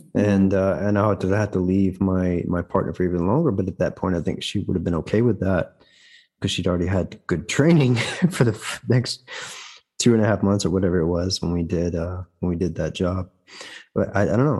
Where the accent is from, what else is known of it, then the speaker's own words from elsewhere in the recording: the South, United States; moved away as an adult; also born or lived in Atlanta; now in Germany; I'm from the South